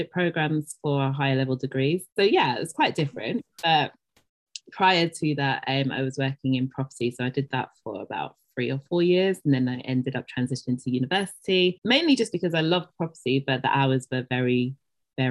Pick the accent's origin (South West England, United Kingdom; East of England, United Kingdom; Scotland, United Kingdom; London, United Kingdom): London, United Kingdom; also born or lived in Dagenham / East Ham; But I was born in East London and pretty much have remained in East London and started off in East Ham and then moved to Dagenham